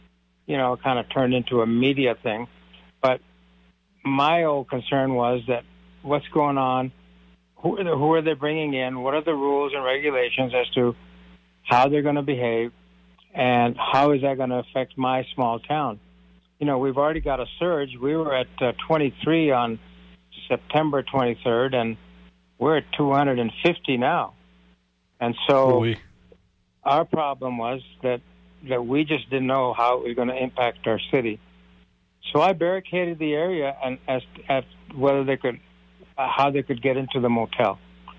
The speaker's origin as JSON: {"language": "English", "country": "India", "said": "Well, you know, I'm from India, so I'm also a family physician, but I also own a couple of hotels."}